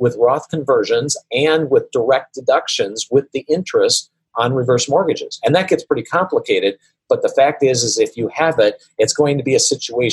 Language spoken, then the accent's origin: English; Wisconsin, United States; I come from Wisconsin, where there's a lot of mosquitoes